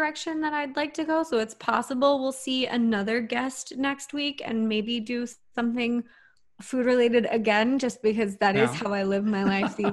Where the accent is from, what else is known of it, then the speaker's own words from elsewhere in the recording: Texas, United States; Growing up in Texas